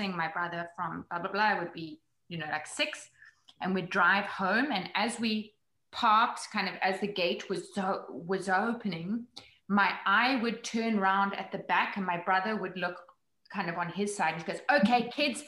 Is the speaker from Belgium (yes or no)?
no; Johannesburg, Gauteng, South Africa; moved away as an adult; also born or lived in New York; now in United States; growing up in Johannesburg.